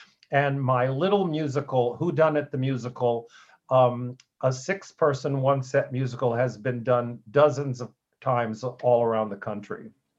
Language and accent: English; Oklahoma, United States; I grew up in Oklahoma. I was born in 1948, so I really grew up in the 50s in Oklahoma